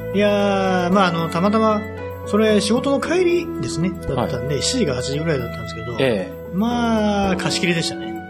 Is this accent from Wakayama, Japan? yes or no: no; Katsugawa Station, Aichi, Japan; 実家が柏駅の本当、駅降りてすぐ